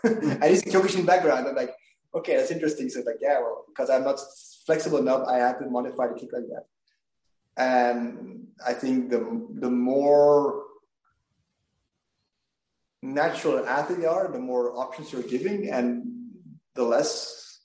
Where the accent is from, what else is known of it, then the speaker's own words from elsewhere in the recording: Belgium; I'm from Belgium